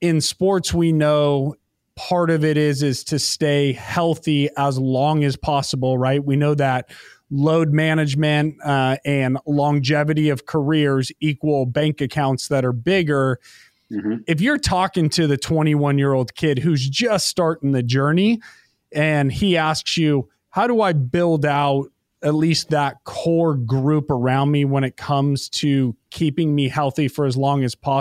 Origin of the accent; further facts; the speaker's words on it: United States; being an American kid.